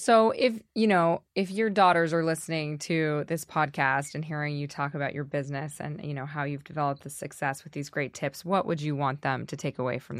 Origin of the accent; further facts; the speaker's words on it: California, United States; I'm from California, so I grew up on it